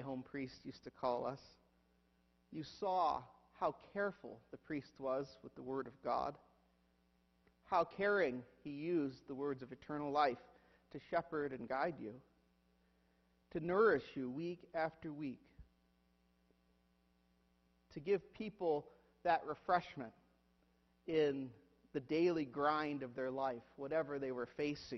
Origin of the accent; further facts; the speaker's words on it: Huron, United States; moved away; whenever we go to my hometown is that I have to visit my church. I have to visit Christ Church, Huron.